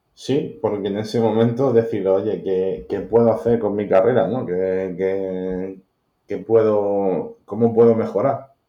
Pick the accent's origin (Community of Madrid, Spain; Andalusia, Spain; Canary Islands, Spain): Andalusia, Spain; Málaga; nací en Málaga, en, un barrio de Málaga